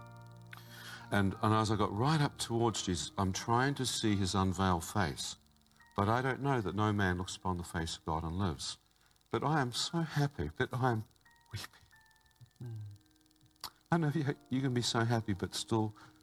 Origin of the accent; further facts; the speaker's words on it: New Zealand; I come from New Zealand